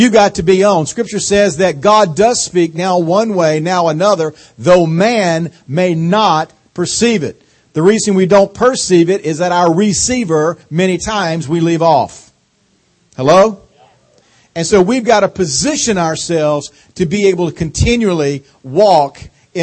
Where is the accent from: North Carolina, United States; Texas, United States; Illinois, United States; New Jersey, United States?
North Carolina, United States; accent: southern drawl; moved away as an adult; now in Washington, D.C., United States; I got this accent from living 45 years in North Carolina